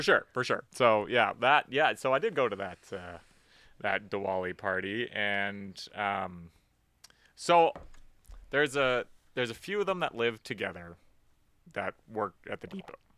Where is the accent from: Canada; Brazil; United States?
Canada; We're Canadian.